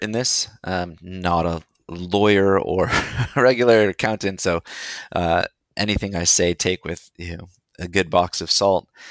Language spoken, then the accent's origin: English; India; moved away; also born or lived in Seattle, Washington, United States; I was born in India, named by a monk in India